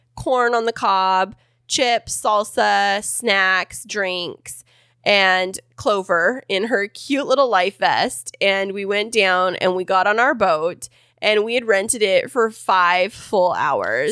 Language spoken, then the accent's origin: English; Kingsburg, California, United States; now in San Diego, United States; Stacked in Kingsburg, my hometown